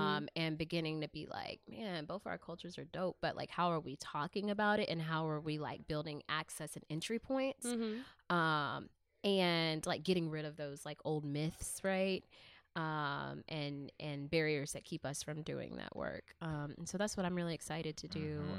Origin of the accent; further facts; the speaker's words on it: Birmingham, Alabama, United States; also born or lived in Pleasant Grove; And so I came from Birmingham, which is like a very white and black city, especially at the time when I was like in second and third grade, to Pleasant Grove, right?